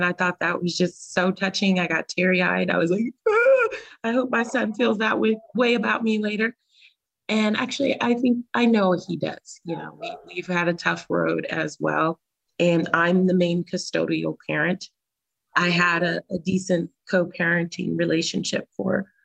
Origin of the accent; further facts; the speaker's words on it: California, United States; moved away; we're both from California too.